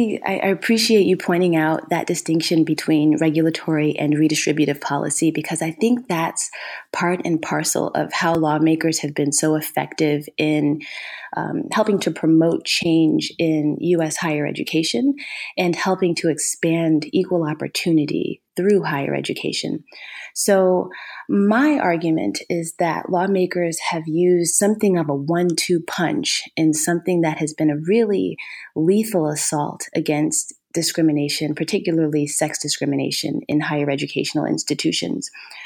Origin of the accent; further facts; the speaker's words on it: Ohio, United States; And I'm originally from Ohio.